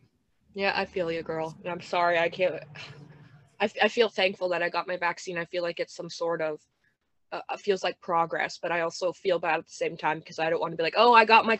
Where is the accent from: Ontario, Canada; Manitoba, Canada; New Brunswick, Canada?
Ontario, Canada; born or raised there